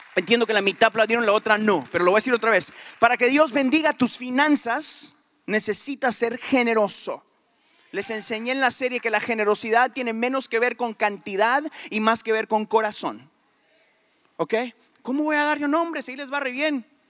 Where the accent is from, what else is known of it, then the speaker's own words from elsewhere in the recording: Guatemala; Ni soy de México, soy de Guatemala